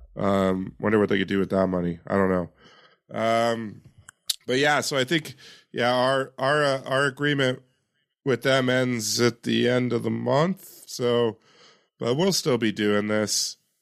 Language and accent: English; Yakima, Washington, United States; my hometown of Yakima